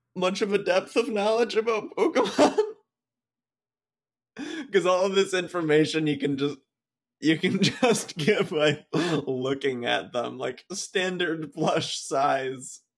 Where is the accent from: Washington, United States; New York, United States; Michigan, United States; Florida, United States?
Michigan, United States; moved away; where I grew up, um, it says, uh, that the city is the largest city on Lake Michigan's east coast